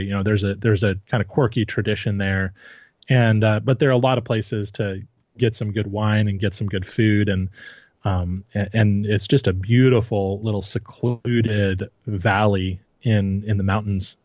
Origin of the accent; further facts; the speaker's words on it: Santa Barbara, California, United States; I grew up in the Santa Barbara area